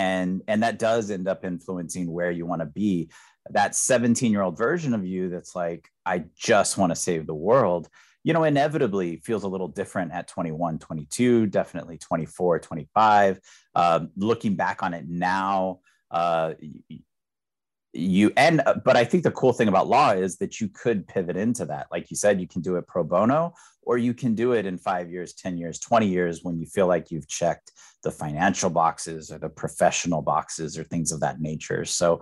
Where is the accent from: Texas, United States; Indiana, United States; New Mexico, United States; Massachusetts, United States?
Texas, United States; I'm from Texas, so we have really good state schools